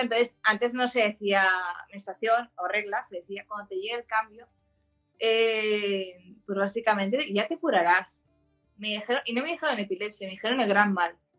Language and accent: Spanish; Barcelona, Catalonia, Spain; also born or lived in Germany; soy de Barcelona